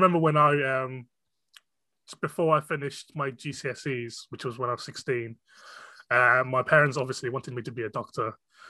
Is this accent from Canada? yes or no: no; England, United Kingdom; first language Cantonese; English is a second language; I was born in the UK